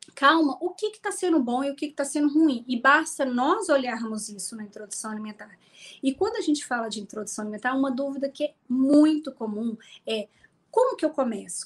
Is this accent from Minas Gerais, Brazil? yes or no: yes; Minas Gerais, Brazil; Eu sou mineira